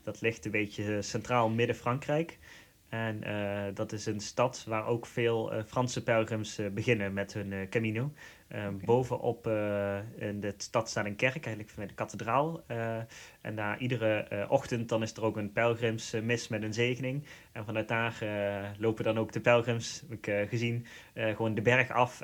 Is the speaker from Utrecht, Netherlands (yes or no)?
no; Limburg, Netherlands; accent: Limburg; Ik kom oorspronkelijk ook uit Limburg, dat we horen die waarschijnlijk aan mijn accent.